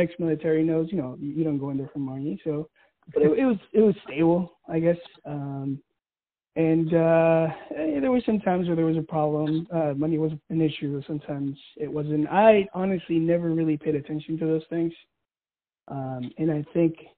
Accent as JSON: {"language": "English", "town": "Mission Viejo", "region": "California", "country": "United States", "tie": "born or raised there", "moved": "as an adult", "said": "I'm from California, Mission Viejo. So like the Orange County area, Southern Cali"}